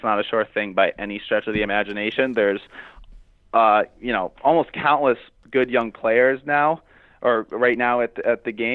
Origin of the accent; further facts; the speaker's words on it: Rhode Island, United States; I grew up in Rhode Island. I grew up playing on indoor tennis